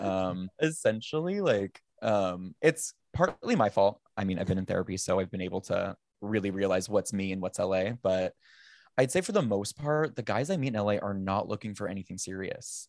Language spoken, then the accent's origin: English; Sacramento, California, United States; moved away as an adult; also born or lived in Napa area / San Francisco; now in Los Angeles, United States; I grew up in Sacramento